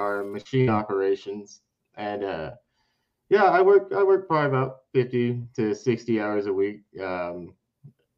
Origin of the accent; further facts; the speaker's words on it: Princeton, West Virginia, United States; also born or lived in North Carolina / South Carolina / Europe; now in Peoria, United States; Originally, I am from Princeton, West Virginia, which is in Mercer County down there on the southern border. Anybody familiar with that area knows that if you're not from there, you're pretty much going to stand out. I'm an Appalachian kid, born and raised